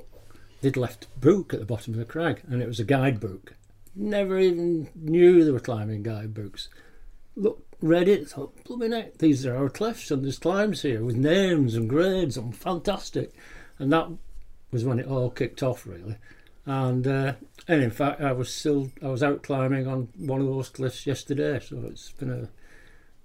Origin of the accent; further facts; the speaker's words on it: Greenfield, North West England, United Kingdom; we're living now in Greenfield, Saddleworth, north end of the Peak District, which is where I was born and grew up.